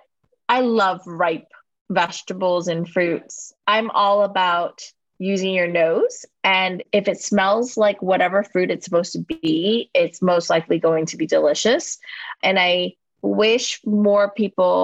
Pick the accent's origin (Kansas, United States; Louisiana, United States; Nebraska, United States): Louisiana, United States; moved away as an adult; now in New York, United States; Growing up in Louisiana